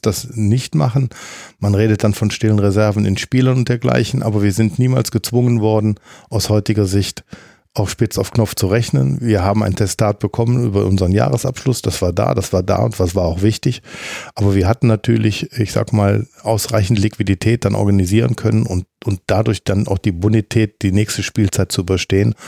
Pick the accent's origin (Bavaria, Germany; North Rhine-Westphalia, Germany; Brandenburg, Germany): North Rhine-Westphalia, Germany; Mönchengladbach; als Gladbacher Junge, aufgewachsen auf der Birkelstraße